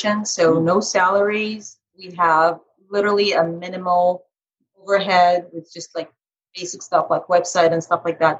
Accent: Carmel, Indiana, United States; my hometown. It's called Carmel, Indiana.

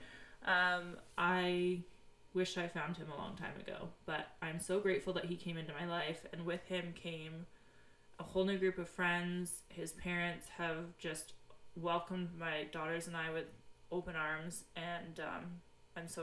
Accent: Peterborough, Ontario, Canada; I am from Peterborough, Ontario, Canada

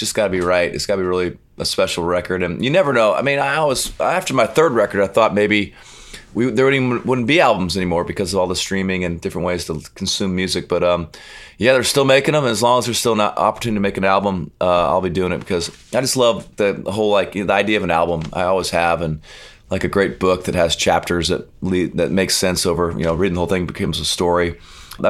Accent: Arizona, United States; I'm from Arizona

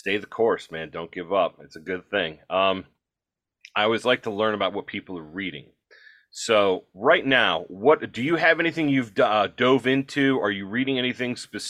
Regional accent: Midwest, United States; I'm a Midwesterner

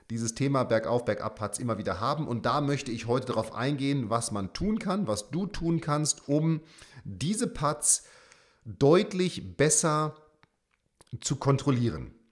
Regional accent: St. Leon-Rot, Baden-Württemberg, Germany; in meiner alten Heimat äh, St. Leon Roth in Heidelberg

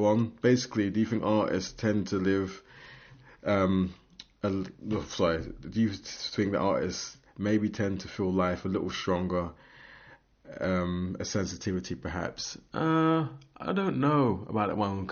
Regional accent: London, United Kingdom; now in Aberdeen, United Kingdom; I'm from London

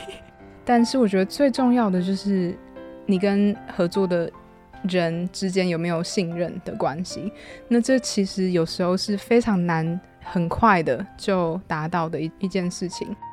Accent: Hualien, Hualien County, Taiwan; moved away as an adult; also born or lived in Australia / Vanuatu; 我在华联长大，我爸爸他是有一个有机农场

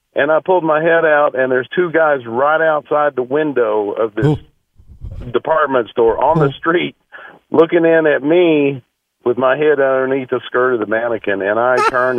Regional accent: West Texas, United States; now in Wyoming, United States; I grew up in West Texas

